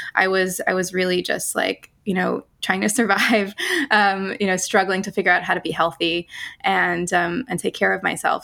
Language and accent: English; New York City, New York, United States; moved away as an adult; also born or lived in Netherlands; I grew up mostly in New York City